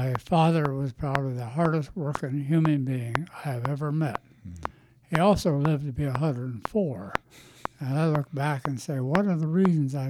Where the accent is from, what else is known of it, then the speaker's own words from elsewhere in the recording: central Illinois, United States; Grew up in central Illinois on a farm.